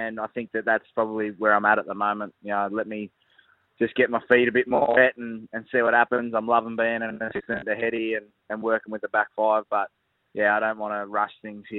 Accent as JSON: {"language": "English", "town": "Canberra", "region": "Australian Capital Territory", "country": "Australia", "tie": "born or raised there", "moved": "yes", "said": "What a beautiful place Canberra is to be there back in my hometown"}